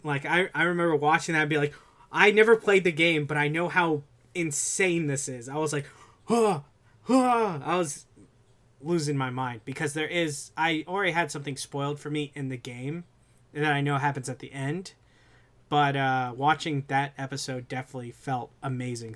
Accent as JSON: {"language": "English", "region": "South Florida", "country": "United States", "said": "I'm from South Florida"}